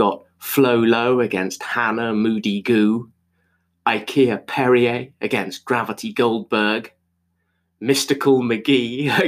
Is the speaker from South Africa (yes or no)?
no; Zimbabwe; I was born in Zimbabwe